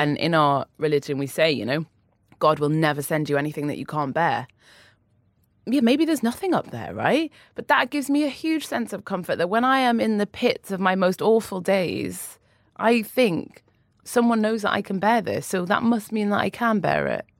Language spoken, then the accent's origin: English; Newcastle upon Tyne, North East England, United Kingdom; moved away; also born or lived in London; I grew up in Newcastle. My family are still in Newcastle. I'm a northern lass.